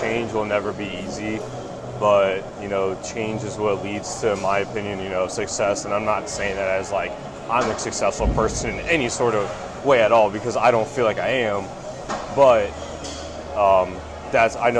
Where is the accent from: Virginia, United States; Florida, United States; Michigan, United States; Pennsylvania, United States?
Florida, United States; Tampa; born and raised in Tampa, Florida. Went to high school down here